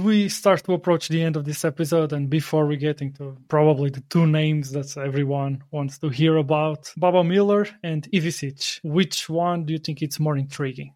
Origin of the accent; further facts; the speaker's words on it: Portugal; moved away; Despite me living abroad, I'm from Portugal